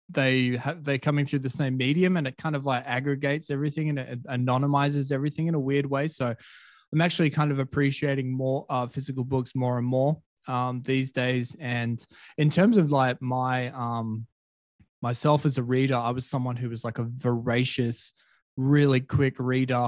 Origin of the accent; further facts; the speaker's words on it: Perth, Western Australia, Australia; moved away as an adult; also born or lived in Colombia; Perth is my hometown